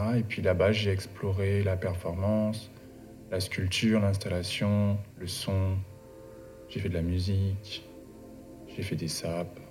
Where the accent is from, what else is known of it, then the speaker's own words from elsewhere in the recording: Paris suburbs, Île-de-France, France; also born or lived in Guadeloupe; je suis né en Guadeloupe. Euh, j'ai J'y grandi jusqu'à mes 8 ans. Ensuite, j'ai déménagé avec ma famille en banlieue parisienne